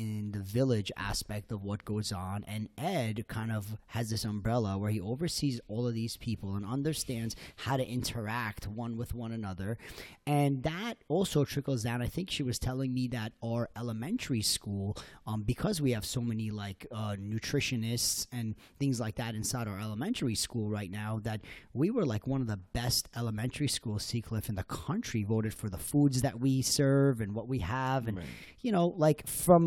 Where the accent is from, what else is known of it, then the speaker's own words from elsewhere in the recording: Iran; now in Sea Cliff, United States; I'm originally from Iran